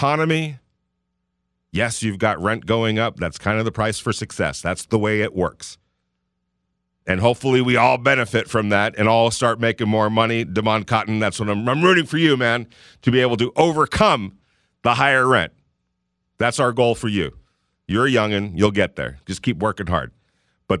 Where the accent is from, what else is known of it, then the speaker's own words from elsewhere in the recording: Southern California, United States; moved away as an adult; now in Las Vegas, United States; I'm from Southern California